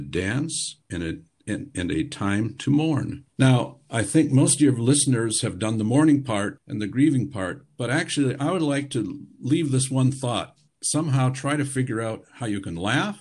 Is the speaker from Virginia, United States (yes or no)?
no; Michigan, United States; now in Germany; I'm from Michigan